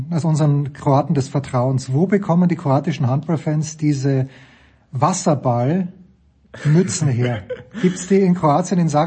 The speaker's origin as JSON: {"language": "German", "country": "Austria", "said": "ich komme aus Österreich."}